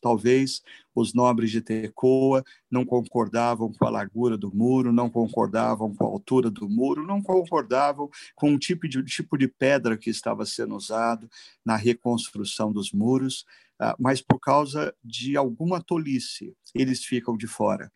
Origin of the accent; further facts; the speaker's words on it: Brazil; nós, como brasileiros